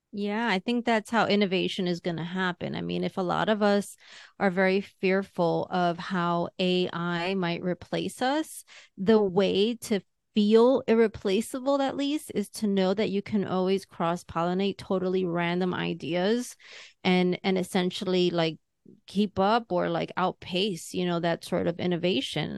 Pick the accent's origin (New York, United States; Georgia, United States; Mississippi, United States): New York, United States; second generation, third generation New Yorker